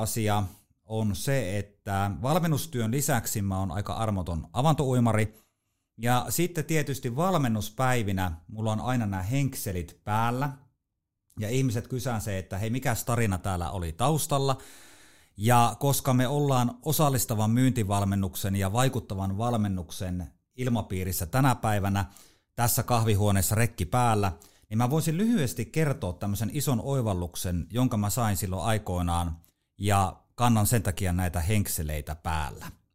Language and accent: Finnish; Haapajärvi, North Ostrobothnia, Finland; mä oon Haapajärveltä kotosi Pohjois-Pohjanmaalta, eli se murre tulee sieltä. Mä en ole siis savolainen